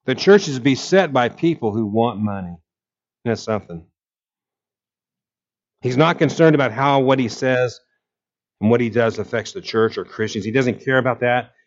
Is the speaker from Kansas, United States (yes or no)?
yes; Abilene, Kansas, United States; moved away; I was born in Abilene, and my mother lived there for years